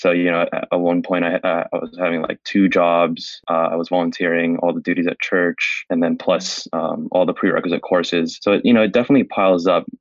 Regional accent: San Francisco, California, United States; I was born and raised in San Francisco

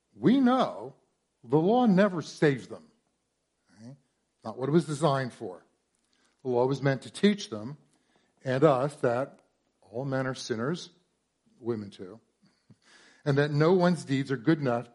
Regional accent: Warren, New Jersey, United States; moved away as an adult; I'm from here from Central Jersey. Grew up in Warren, back before it had fancy homes

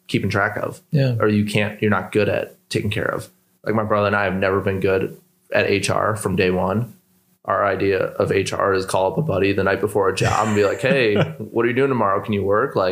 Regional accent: Milwaukee, Wisconsin, United States; we're two brothers from Milwaukee

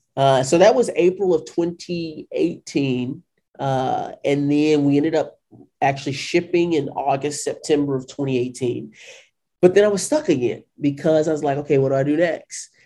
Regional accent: St. Louis, Missouri, United States; also born or lived in Washington, D.C.; I was born and raised in St. Louis, Missouri.

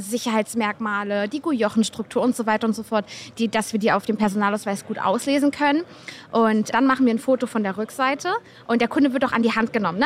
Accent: Hamburg, Germany; ich komme aus Hamburg und ich arbeite für NECT

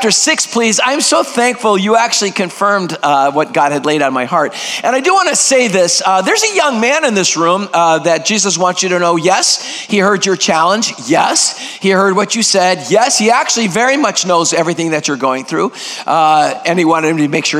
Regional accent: Greece; first language Greek; English is a second language; now in United States; I am 100% purebred Greek. Greek is my first language

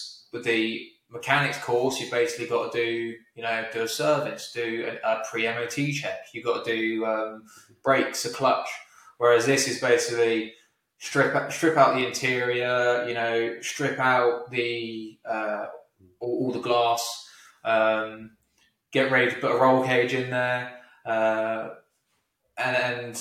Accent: United Kingdom

